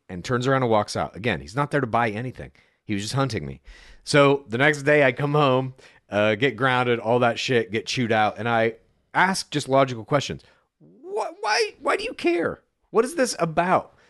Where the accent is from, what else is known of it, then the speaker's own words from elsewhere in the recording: Dallas, Texas, United States; moved away; also born or lived in Amarillo; I grew up in the suburbs of Dallas primarily